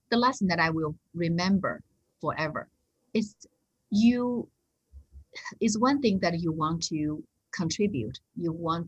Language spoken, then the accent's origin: English; China; moved away; I come back from China